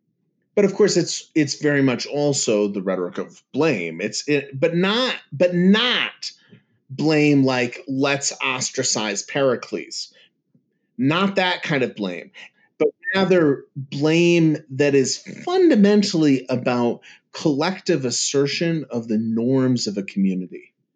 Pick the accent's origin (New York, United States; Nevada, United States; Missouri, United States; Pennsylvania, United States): New York, United States; I'm from the East. Okay? I'm